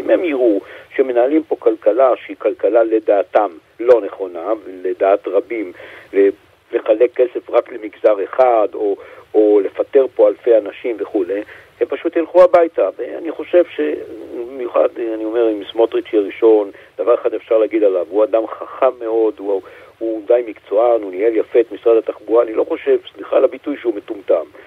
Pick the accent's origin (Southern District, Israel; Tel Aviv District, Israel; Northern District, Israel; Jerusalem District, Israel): Jerusalem District, Israel; Jerusalem; כירושלמי, נולדתי פה, אני חי פה הרבה שנים